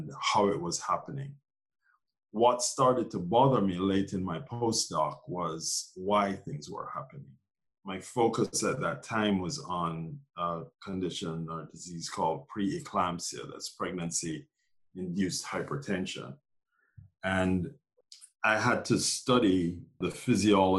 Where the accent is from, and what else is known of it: Jamaica; born or raised there; moved away as an adult; also born or lived in Glasgow, Scotland / Minneapolis, Minnesota / Massachusetts; now in New York City, United States